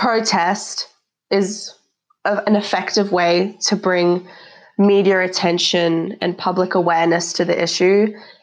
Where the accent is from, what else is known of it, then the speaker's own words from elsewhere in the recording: Australia; also born or lived in South Africa; Especially, I think growing up in Australia, I've kind of learned different values that I would have learned in South Africa.